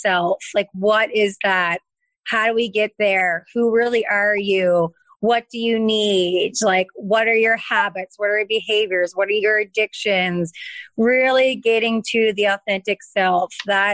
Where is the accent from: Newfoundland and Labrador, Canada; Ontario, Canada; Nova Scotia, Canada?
Nova Scotia, Canada; Lunenburg; also born or lived in Cape Breton Island, Nova Scotia / Fredericton, New Brunswick; I'm from Lunenburg, Nova Scotia